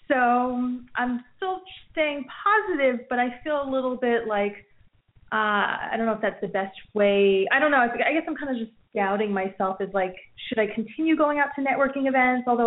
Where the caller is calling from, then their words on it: New Jersey, United States; Hi, this is … from New Jersey.